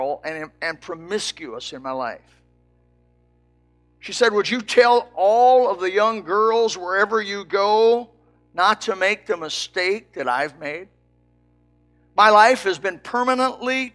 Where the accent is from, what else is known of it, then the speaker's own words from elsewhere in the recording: Elkhart, Indiana, United States; I come from Elkhart, Indiana, a trailer town